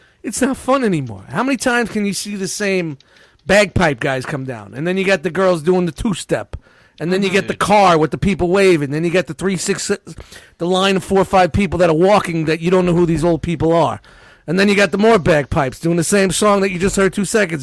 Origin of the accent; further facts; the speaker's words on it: New York City, New York, United States; I grew up in Brooklyn